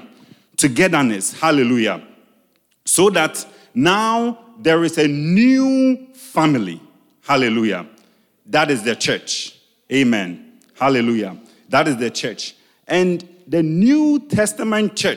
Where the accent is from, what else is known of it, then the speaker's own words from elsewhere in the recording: Ghana; English is a second language; I'm Ghanaian. There are things that I say in my local dialect that does not have the English translation